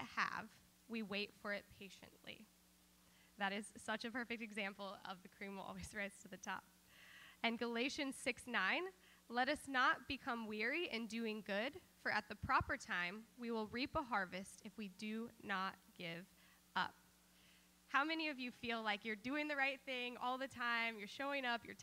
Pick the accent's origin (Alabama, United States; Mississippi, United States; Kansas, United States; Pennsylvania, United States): Kansas, United States; growing up in Kansas